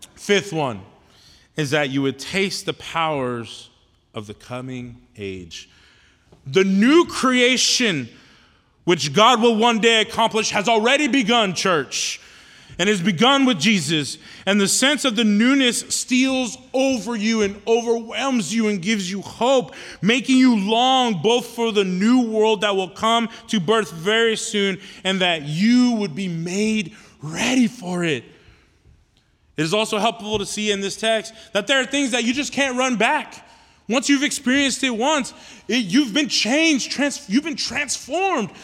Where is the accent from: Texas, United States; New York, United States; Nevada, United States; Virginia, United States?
Texas, United States; Houston; I'm from Houston, right? Born and raised in Houston